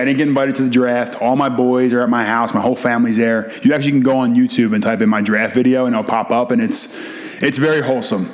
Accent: Philadelphia, Pennsylvania, United States; I'm a Philly guy through and yeah. through, and I got drafted to the New York Giants, which was like I became public enemy number one in my hometown.

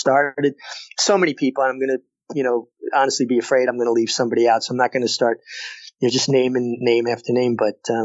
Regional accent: New York City, New York, United States; moved away; I was a kid from Brooklyn with four brothers

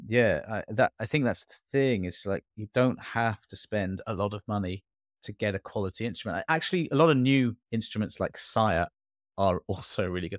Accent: England, United Kingdom; moved away; also born or lived in Singapore; born and brought up in England

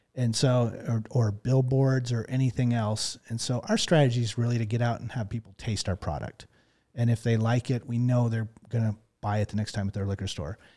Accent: Texas, United States; moved away; growing up in Texas

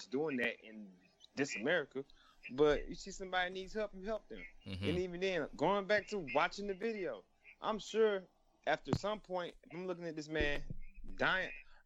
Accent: Atlanta, Georgia, United States; moved away; growing up in Atlanta

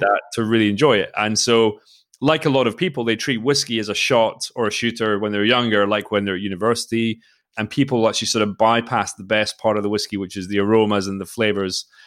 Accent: Forres, Scotland, United Kingdom; moved away as an adult; also born or lived in Australia / Spain; I grew up in Speyside, uh, in the northeast of Scotland

